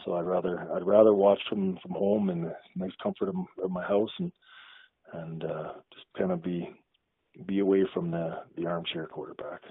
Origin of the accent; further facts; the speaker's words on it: Ottawa, Ontario, Canada; I grew up in Ottawa, which is a government town, right?